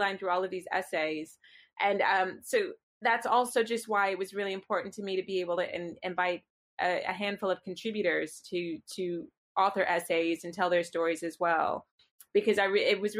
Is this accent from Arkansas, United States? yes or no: no; Virginia, United States; moved away as an adult; now in London, United Kingdom; I grew up in Virginia.